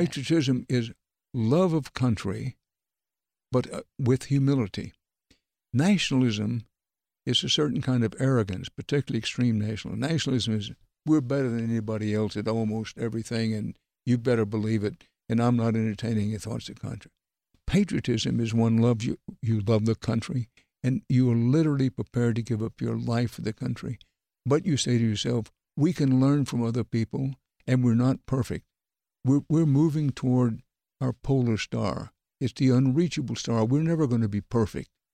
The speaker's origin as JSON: {"language": "English", "region": "Texas", "country": "United States", "tie": "born or raised there", "said": "I was raised in Texas"}